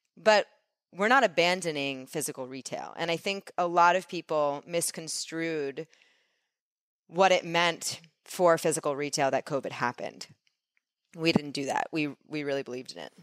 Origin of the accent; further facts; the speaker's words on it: New York City, New York, United States; I grew up in New York